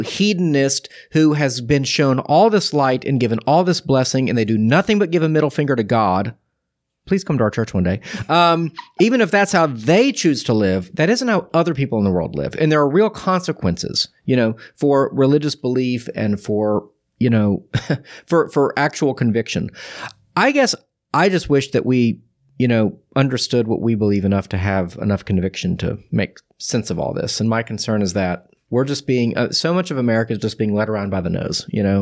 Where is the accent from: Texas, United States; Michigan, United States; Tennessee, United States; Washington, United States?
Texas, United States; being a Texan